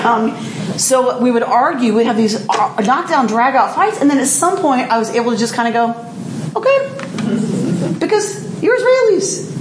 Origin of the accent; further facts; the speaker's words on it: United States; as an American